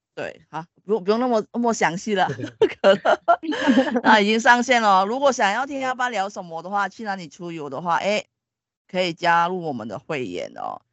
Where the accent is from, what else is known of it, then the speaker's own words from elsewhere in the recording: Sabah, Malaysia; moved away; 马来西亚的那个哥达基纳巴鲁山是东南亚最高的山，我身为是那一边的人